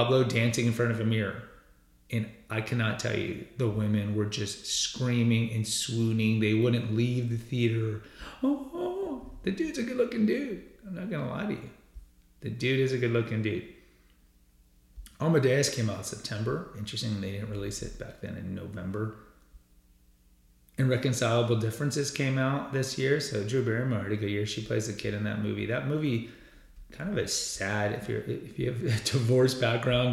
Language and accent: English; Texas, United States; I'm from Texas.